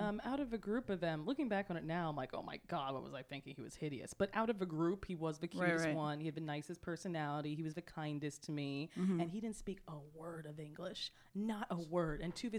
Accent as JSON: {"language": "English", "town": "Seaford", "region": "New York", "country": "United States", "tie": "born or raised there", "said": "I'm from Long Island, New York, from the next town over. I was born and raised in Seaford. It's a whack, quiet little town, but, you know, it's a safe place to grow up."}